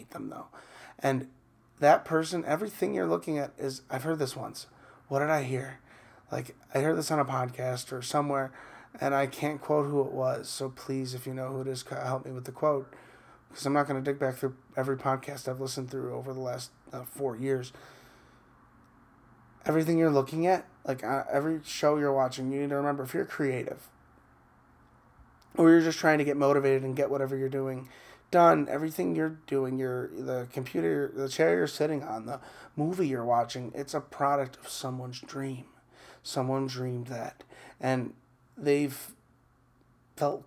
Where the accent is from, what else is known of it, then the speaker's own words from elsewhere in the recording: Chicago, Illinois, United States; I grew up in the Midwest, Chicago